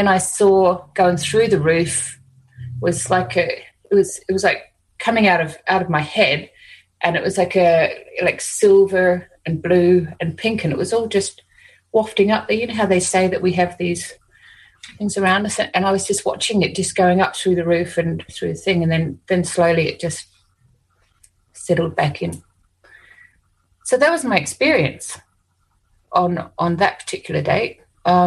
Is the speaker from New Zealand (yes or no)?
yes; New Zealand; now in Australia; I'm from New Zealand, so, you know, Māori ancestors who were warriors